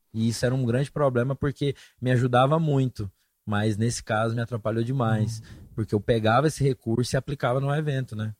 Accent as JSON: {"language": "Portuguese", "region": "Goiás", "country": "Brazil", "also_born_or_lived": "São Paulo", "moved": "as an adult"}